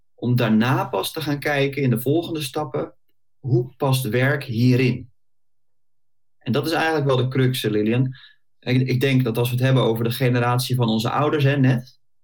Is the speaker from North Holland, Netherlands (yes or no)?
no; Bollenstreek, South Holland, Netherlands; also born or lived in The Hague; ik eh, kom uit de Bollestreek, geboren en getogen. Klein uitstapje gemaakt naar Den Haag en inmiddels weer eh, terug waar ik vandaan kom